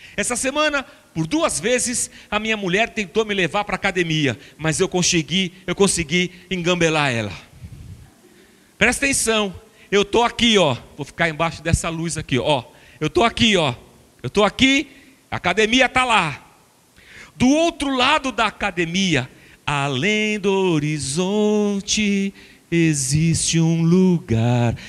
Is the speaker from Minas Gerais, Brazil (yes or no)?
yes; Barbacena, Minas Gerais, Brazil; now in São Paulo, Brazil; quando era pequeno, criança pequena em Barbacena